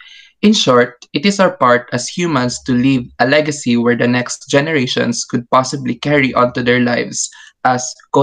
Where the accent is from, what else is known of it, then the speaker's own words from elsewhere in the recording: Philippines; we Filipinos